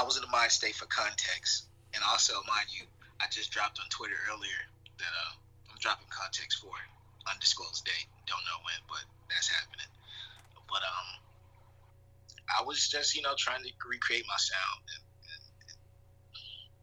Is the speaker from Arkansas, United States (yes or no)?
yes; Little Rock, Arkansas, United States; now in Winter Park, United States; Growing up in Arkansas, kind of just it's no resources